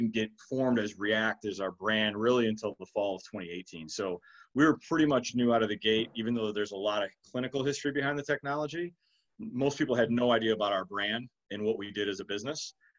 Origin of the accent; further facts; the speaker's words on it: Detroit, Michigan, United States; But I'm from Michigan originally. I'm from Detroit and proud Michigan State grad. But no, relocated to the southeast about 12 years ago and call this home.